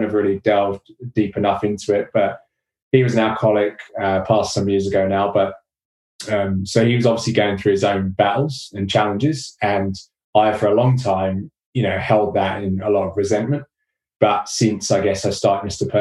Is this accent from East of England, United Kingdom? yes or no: yes; Watford, East of England, United Kingdom; moved away; also born or lived in London / Australia; came back to my hometown in Watford